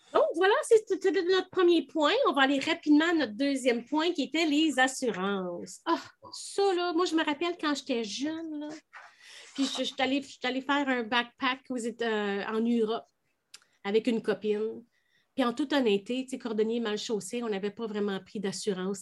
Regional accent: Canada; en tant que Canadien

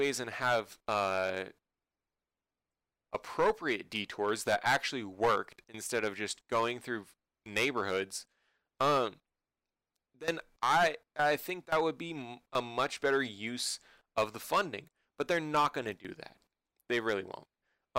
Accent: California, United States; both of us growing up in California

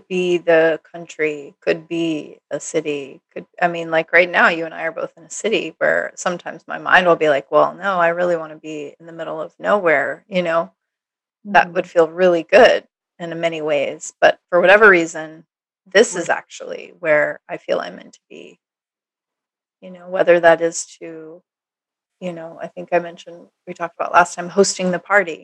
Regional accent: Minnesota, United States; also born or lived in Austin, Texas / Hawaii; now in Los Angeles, United States; growing up in Minnesota, you know, living in Minnesota

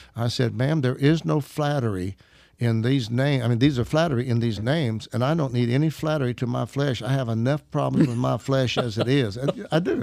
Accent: Arkansas, United States; I'm an Arkansas redneck

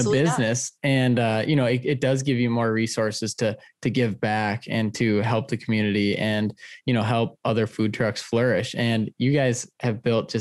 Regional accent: Detroit Lakes, Minnesota, United States; moved away; all the years that I grew up in Detroit Lakes

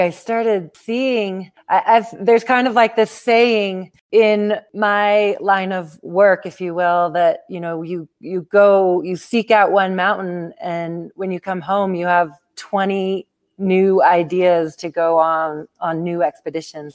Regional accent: Seattle, Washington, United States; now in Telluride, United States; Right now I'm in Telluride, Colorado. So I've lived here about 20 years, but I grew up in Seattle, Washington

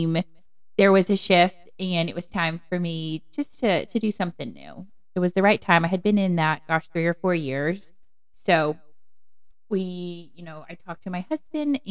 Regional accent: Raleigh, North Carolina, United States; I'm from the Raleigh area, born and raised here

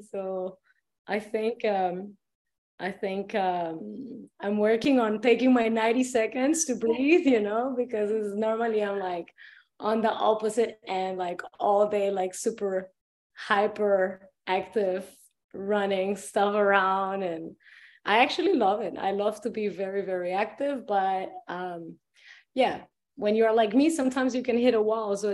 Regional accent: Dominical, Puntarenas, Costa Rica; Um, was born and raised in Dominical Beach, Costa Rica.

